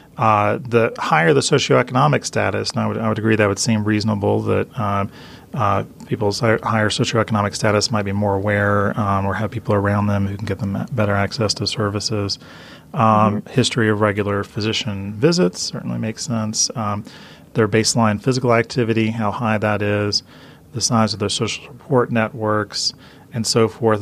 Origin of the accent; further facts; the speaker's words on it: Atlanta, Georgia, United States; my hometown of Atlanta